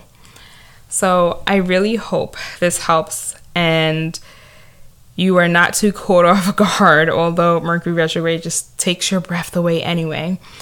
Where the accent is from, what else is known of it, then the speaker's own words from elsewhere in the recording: New York City, New York, United States; accent: Staten Island; It could be my Staten Island accent or the fact that I'm Nigerian American